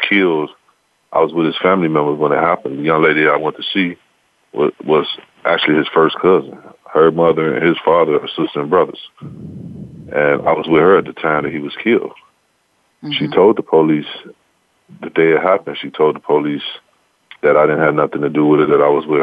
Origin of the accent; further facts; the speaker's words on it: Chicago, Illinois, United States; I'm from Chicago